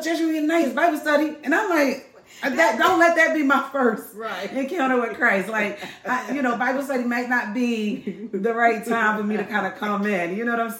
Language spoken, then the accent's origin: English; Philadelphia, Pennsylvania, United States; I am from Philadelphia